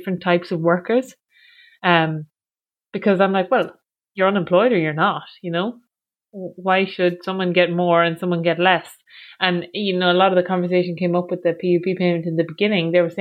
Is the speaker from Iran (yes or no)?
no; Achill Island, County Mayo, Ireland; I'm from Achill Island